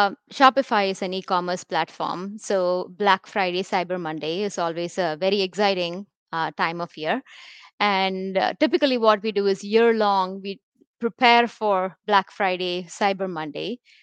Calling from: India; I'm joining the show from India.

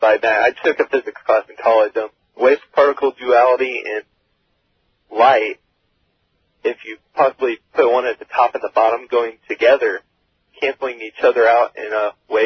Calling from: Oak Grove, Missouri, United States; Oak Grove, Missouri.

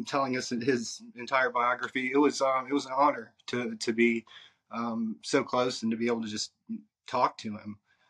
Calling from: Portland, Oregon, United States; I'm in Portland, Oregon.

